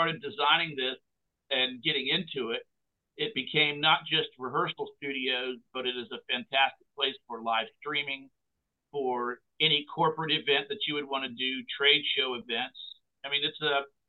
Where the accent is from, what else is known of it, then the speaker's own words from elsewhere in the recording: Cherry Point, North Carolina, United States; moved away; also born or lived in Nashville; as a young boy growing up in Cherry Point